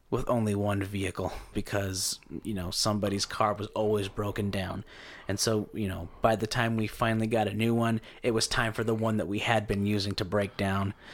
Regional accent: Caldwell, Idaho, United States; I grew up in Caldwell.

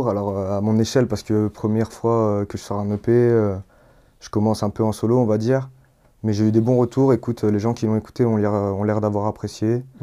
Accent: Villeurbanne, Auvergne-Rhône-Alpes, France; Je suis né à, Villeurbanne, j'ai grandi à Villeurbanne. Et puis euh, Lyon, j'ai été à Croix-Rousse et tout.

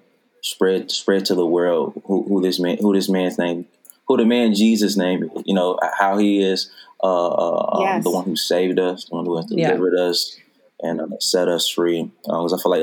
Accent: Chicago, Illinois, United States; I'm from Chicago

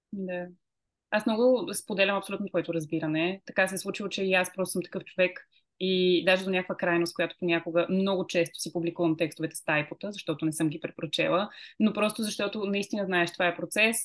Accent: Bulgaria; аз съм българка и искам да водя тези разговори на български

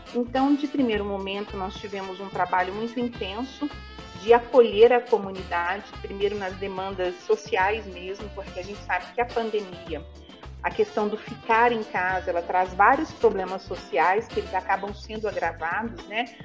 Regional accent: Belo Horizonte, Minas Gerais, Brazil; moved away as an adult; now in Franca, Brazil; Sou natural da cidade de Belo Horizonte. Eu moro em Franca desde o ano de dois mil e um

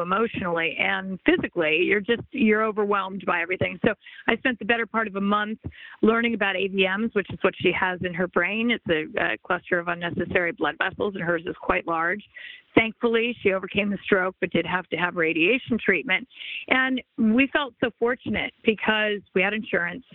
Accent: Los Angeles, California, United States; I grew up in the Los Angeles area

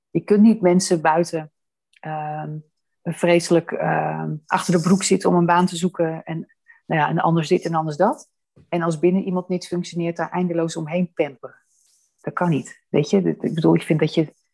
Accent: Amsterdam, North Holland, Netherlands; born there; ik heb mijn wieg in Amsterdam gestaan

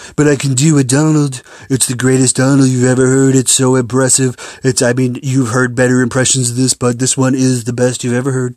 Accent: Minneapolis, Minnesota, United States; I'm from Minneapolis.

